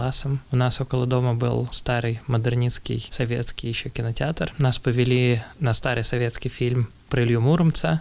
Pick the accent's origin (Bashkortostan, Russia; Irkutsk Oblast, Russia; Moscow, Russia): Irkutsk Oblast, Russia; Irkutsk; я из Иркутска